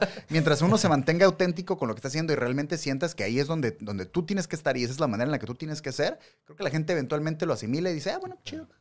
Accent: Mexicali, Baja California, Mexico; nosotros somos de Mexicali, Baja California

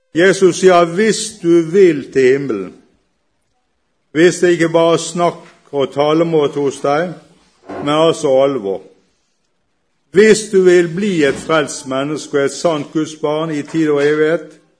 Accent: Bergen, Vestland, Norway; accent: Bergen dialect; skjønner dere sikkert med en gang hvor jeg kommer fra pga. dialekten. Jeg kommer fra Bergen

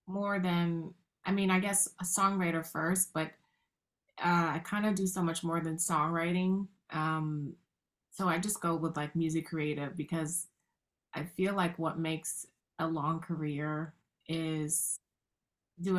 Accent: New York City, New York, United States; I grew up in the South Bronx in the 80s

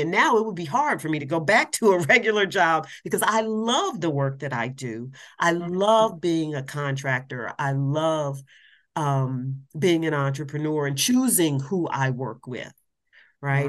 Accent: Columbus, Ohio, United States; now in Washington, D.C., United States; I'm originally from Columbus, Ohio, but I am a Washington, D.C. person by choice

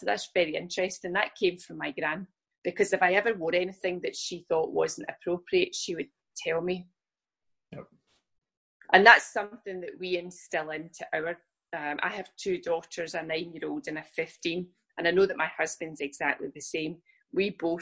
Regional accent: Scotland, United Kingdom; I'm from the UK, I'm from Scotland

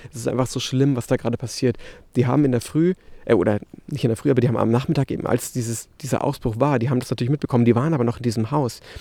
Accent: Munich, Bavaria, Germany; moved away as an adult; now in La Palma, Spain; in München hier, ähm, in meiner Heimatstadt

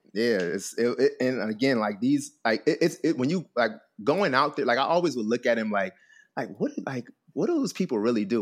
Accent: Trenton, New Jersey, United States; I'm originally from, from, uh, from Trenton, New Jersey, um, East Coast boy.

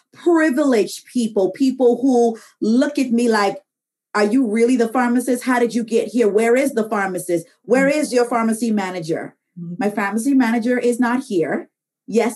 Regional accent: Bahamas; moved away as an adult; now in United States; I'm originally from the Bahamas.

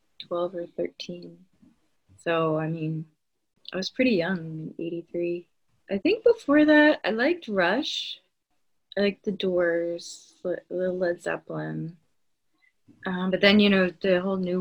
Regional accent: New Jersey, United States; moved away as an adult; also born or lived in Santa Barbara, California / Big Sur, California; I grew up in New Jersey. And then when I was 18, I moved to California

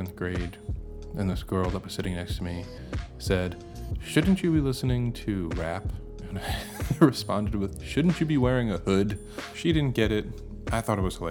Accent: Bethesda, Maryland, United States; now in Portland, United States; I was born in Bethesda, Maryland. I currently live in Portland, Oregon

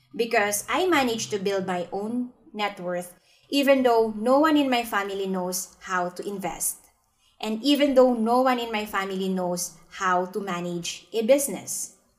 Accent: Philippines; now in Singapore; I'm from the Philippines, but I'm currently practicing my financial advisory business here in Singapore

